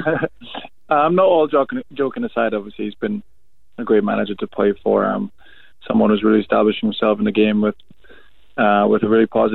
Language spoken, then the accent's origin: English; Canada; my teenage years, I grew up in Canada